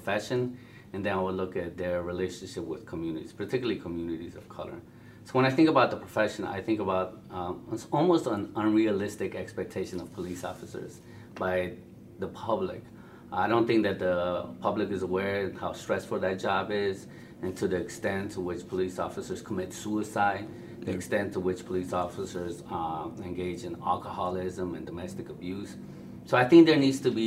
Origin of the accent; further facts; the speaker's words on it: Chicago, Illinois, United States; I grew up in Chicago, so growing up in Chicago